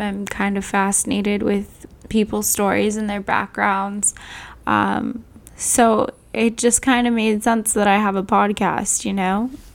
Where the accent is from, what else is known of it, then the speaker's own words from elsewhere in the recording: Southern California, United States; moved away as an adult; now in Arizona, United States; I'm originally from Southern California